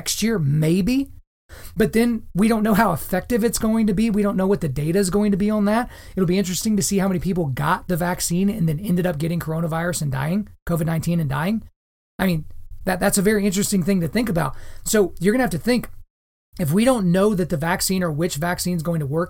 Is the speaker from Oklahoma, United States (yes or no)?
yes; Lawton, Oklahoma, United States; My hometown of Lawton, Oklahoma is not a whole lot like New York City